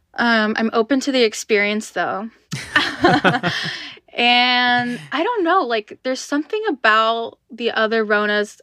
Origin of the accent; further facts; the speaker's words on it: United States; I was born in America